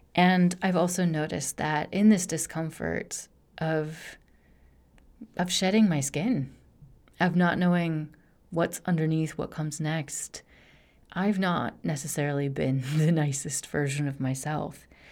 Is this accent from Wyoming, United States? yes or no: yes; Rocky Mountains in Wyoming, United States; moved away as an adult; now in Barcelona, Spain; I grew up in the Rocky Mountains in Wyoming